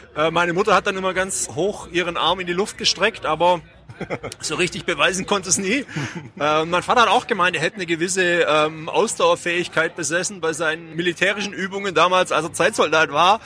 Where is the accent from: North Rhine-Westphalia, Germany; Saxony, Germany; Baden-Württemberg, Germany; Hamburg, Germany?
Baden-Württemberg, Germany; Mengen; now in Ulm, Germany; in Mengen, meiner Heimatstadt. Ja. Das äh, liegt im schönen Oberschwaben zwischen ganz grob äh, Sigmaringen und Bad Saulgau